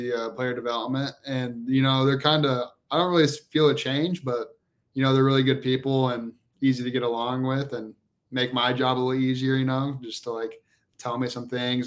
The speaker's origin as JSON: {"language": "English", "town": "Kansas City", "region": "Missouri", "country": "United States", "said": "I'm from Kansas City, Missouri"}